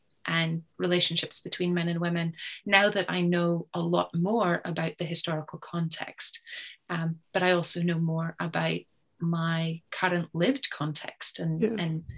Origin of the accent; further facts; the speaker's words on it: Canada; I should specify that I was born and grew up in Canada